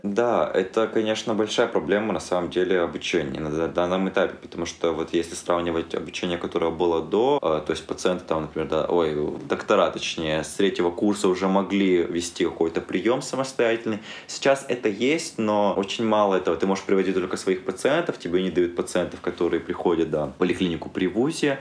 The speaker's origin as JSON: {"language": "Russian", "region": "Abkhazia", "country": "Georgia", "tie": "born or raised there", "also_born_or_lived": "Perm, Russia", "moved": "yes", "said": "сам родом из Абхазии"}